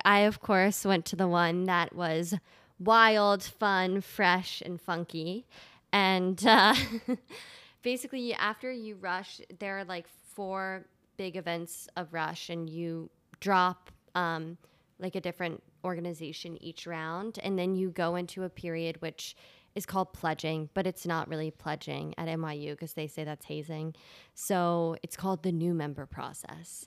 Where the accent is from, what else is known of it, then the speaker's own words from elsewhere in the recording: Delaware, United States; moved away; I grew up in Delaware, which is probably one of the worst states in the United